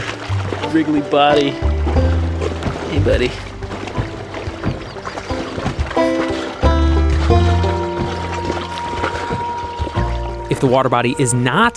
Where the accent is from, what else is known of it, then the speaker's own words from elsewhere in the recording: New Hampshire, United States; my home state, New Hampshire